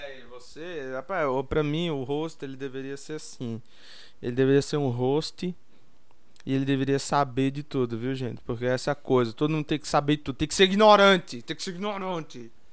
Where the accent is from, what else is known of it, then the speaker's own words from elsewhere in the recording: Taboão da Serra, São Paulo, Brazil; eu vim de Taboão da Serra